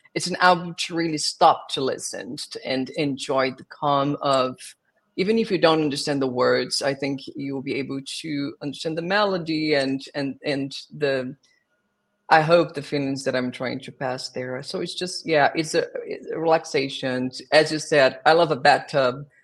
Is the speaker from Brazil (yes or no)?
yes; South Region, Brazil; English is a second language; moved away as an adult; also born or lived in Rio de Janeiro, Brazil; now in New York, United States; So I was born in Brazil. I was born in the south of Brazil, and then I moved to Rio de Janeiro when I was 12 to work with musical theater.